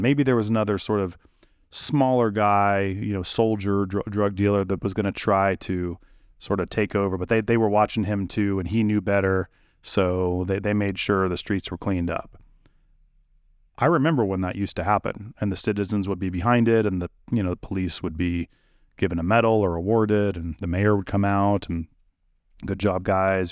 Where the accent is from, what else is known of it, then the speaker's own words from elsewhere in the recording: California, United States; I'm from California